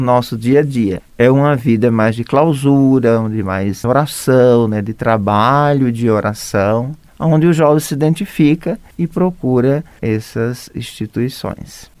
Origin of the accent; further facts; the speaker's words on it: Alagoas, Brazil; moved away as an adult; also born or lived in Rondônia; now in Pouso Alegre, Brazil; Eu sou de Alagoas